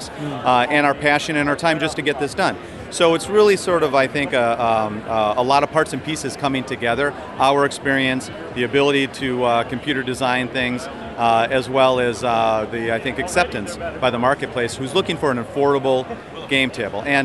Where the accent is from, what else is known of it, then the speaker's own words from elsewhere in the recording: Chicago, Illinois, United States; I'm from Chicago area